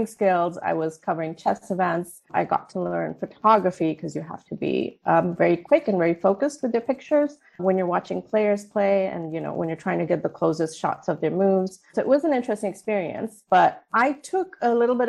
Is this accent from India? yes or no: yes; India; moved away as an adult; also born or lived in Oman; now in United States; I was born and raised in India for the most part, was raised in Oman for my formative years, and then moved back to India for high school and education